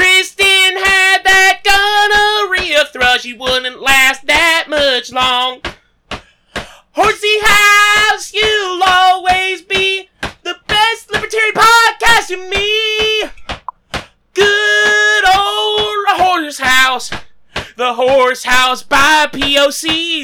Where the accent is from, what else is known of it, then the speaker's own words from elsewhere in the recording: Australia; I'm Australian.